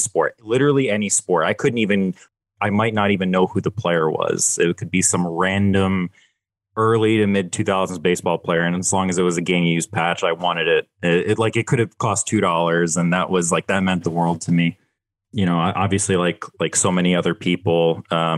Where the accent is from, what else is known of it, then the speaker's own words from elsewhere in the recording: Philadelphia, Pennsylvania, United States; I'm a Philly guy. I'm from Philadelphia